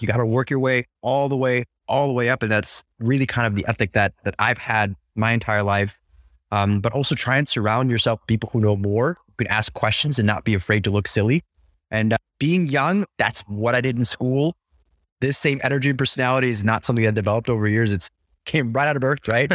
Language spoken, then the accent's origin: English; United States; I'm an American